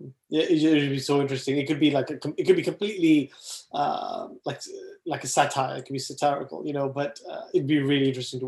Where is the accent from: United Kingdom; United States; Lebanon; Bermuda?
United Kingdom; Wales; also born or lived in Saudi Arabia; even though as a Welshman, I support Wales